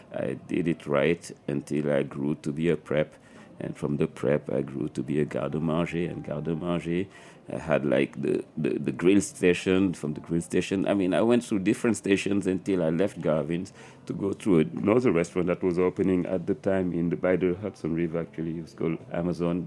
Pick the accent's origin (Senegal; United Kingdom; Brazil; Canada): Senegal; Dakar; moved away as an adult; also born or lived in New York City; Growing up in Dakar